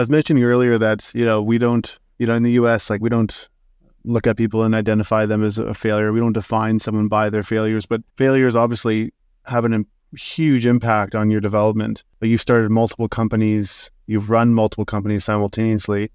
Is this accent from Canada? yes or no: yes; Saskatoon, Saskatchewan, Canada; I'm from Saskatoon